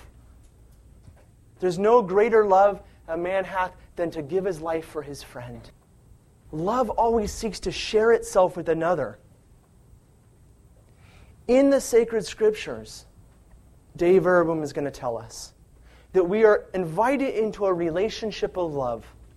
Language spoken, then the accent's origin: English; California, United States; I'm from California, and we don't have fall in California. But in the summertime, the fields turn golden brown. I can see that with my eyes because I grew up with it